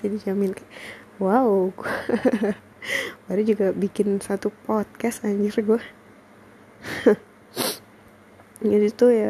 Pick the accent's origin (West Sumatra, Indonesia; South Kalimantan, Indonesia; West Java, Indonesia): West Sumatra, Indonesia; Payakumbuh; karena pandemi aku harus balik nih ke kota aku ke Payakumbuh kan nah di Payakumbuh tuh kayak aku juga nggak bisa kemana-mana